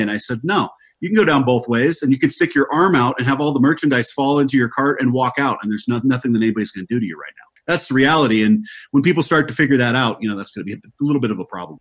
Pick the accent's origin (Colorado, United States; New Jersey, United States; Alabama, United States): Colorado, United States; my home state of Colorado